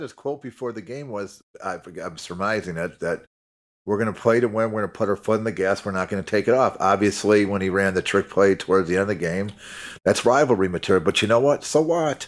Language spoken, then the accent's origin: English; Chicago, Illinois, United States; I'm from Chicago